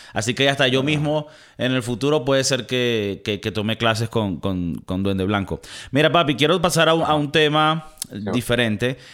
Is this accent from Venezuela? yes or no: yes; Valencia, Carabobo, Venezuela; moved away; yo soy de Valencia